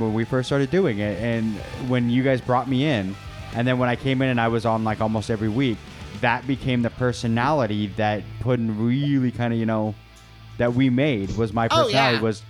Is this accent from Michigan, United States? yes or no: no; Maple Valley, Washington, United States; I grew up out in Maple Valley.